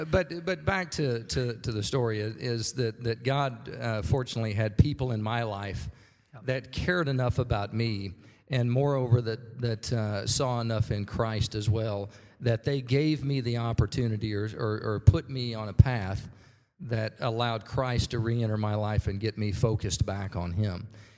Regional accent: Norman, Oklahoma, United States; I was raised here in Norman. I went to Norman High.

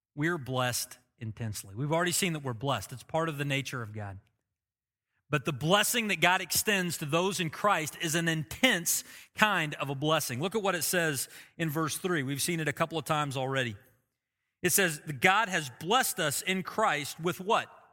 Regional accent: Oklahoma, United States; I've lived in Oklahoma my whole life, I could say I'm blessed 'cause I'm an Oklahoman

